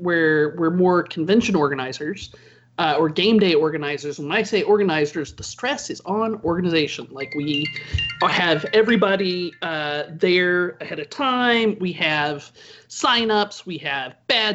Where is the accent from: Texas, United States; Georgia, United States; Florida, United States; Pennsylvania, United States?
Georgia, United States; Atlanta; I am from Atlanta. I have lived here since about 1982.